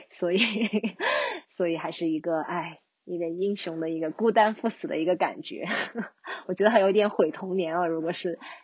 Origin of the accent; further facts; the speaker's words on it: China; 但是你说我作为一个中国人